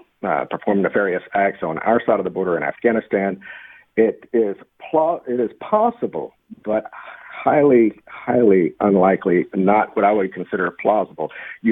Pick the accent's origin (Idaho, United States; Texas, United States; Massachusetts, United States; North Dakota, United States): Texas, United States; Tyler; since I got back to my hometown of Tyler, Texas, back in 2018 and working here.